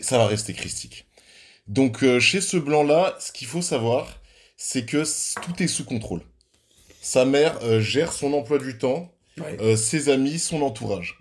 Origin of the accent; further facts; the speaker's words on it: Switzerland; chez nous, en Suisse